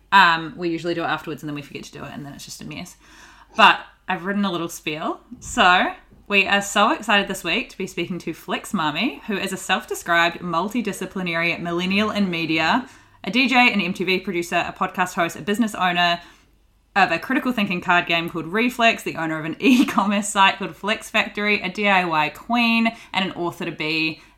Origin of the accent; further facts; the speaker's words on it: New Zealand; moved away as an adult; also born or lived in Australia; I'm from New Zealand, but worked there for like three years